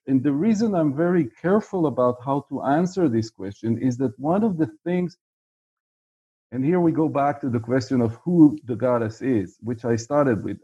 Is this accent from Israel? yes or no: yes; Israel; I'm from Israel, uh, as you can figure out by the fact that I'm uh, in Tel Aviv right now, uh, and was for the most of my life.